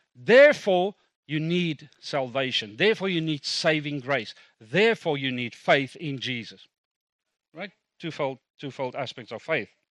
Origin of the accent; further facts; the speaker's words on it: Kimberley, Northern Cape, South Africa; first language Afrikaans; English is a second language; moved away; I was born in South Africa. Born in South Africa, Kimberley grew up there. Um, Afrikaans speaking until eighteen, refused to speak a word of English